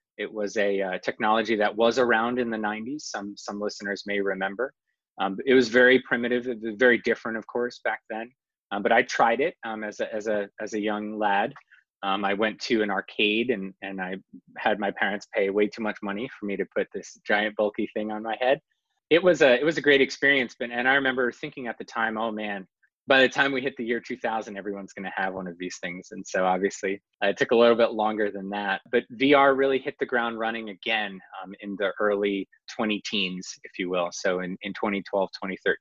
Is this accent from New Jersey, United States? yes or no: yes; New Jersey, United States; now in North Carolina, United States; growing up in New Jersey, I was the child of a very nerdy set of parents